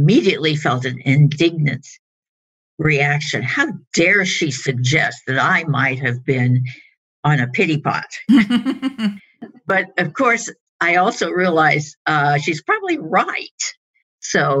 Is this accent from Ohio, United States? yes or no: no; Colorado, United States; moved away as an adult; now in Los Angeles, United States; I grew up in Colorado, which is in the Rocky Mountain area. And I came to Los Angeles about 30 years ago